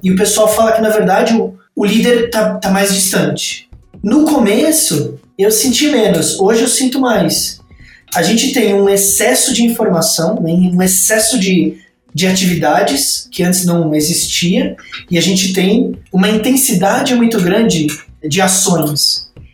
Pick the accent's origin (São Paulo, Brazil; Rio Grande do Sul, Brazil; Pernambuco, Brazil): São Paulo, Brazil; São Bernardo do Campo; sou nascido no ABC de São Paulo, São Bernardo, e eu vivi a maior parte da minha vida é, em São Paulo e no interior de São Paulo, muito próximo.